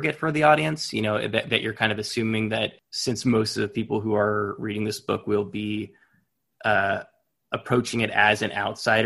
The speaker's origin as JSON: {"language": "English", "country": "United States", "said": "being an American"}